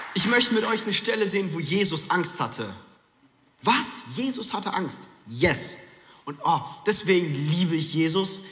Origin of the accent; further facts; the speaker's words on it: Frankfurt, Hesse, Germany; moved away; es war kurz der Frankfurter, der aus mir rauskam. Ich bin in Frankfurt groß geworden